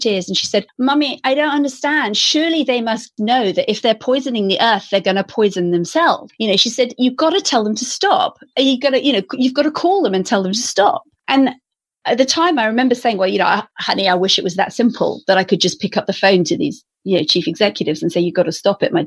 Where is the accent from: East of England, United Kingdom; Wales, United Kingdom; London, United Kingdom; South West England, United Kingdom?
South West England, United Kingdom; Stroud; the area I grew up in, where I live now, which is in the Cotswolds in the west of England